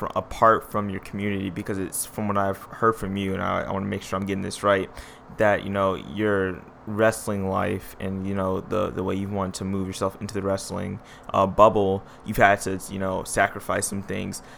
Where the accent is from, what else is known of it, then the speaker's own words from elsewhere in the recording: Detroit, Michigan, United States; I am born and raised in Detroit, Michigan